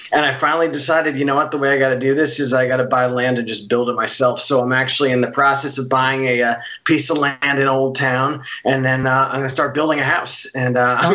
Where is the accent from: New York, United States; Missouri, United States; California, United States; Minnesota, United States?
New York, United States; now in Los Angeles, United States; I grew up in New York. I live in L.A.